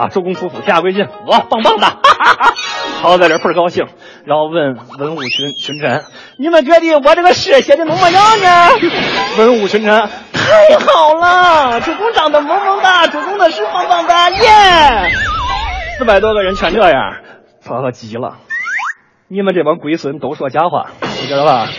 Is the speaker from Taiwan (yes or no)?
no; Beijing, China; 我是北京人，从小生活在北京北城的旧鼓楼大街里